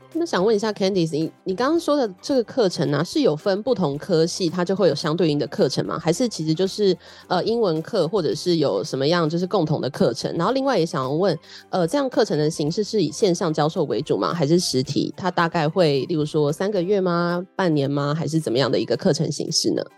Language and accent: Chinese; Taiwan; 土生土长在台湾耍废的年轻人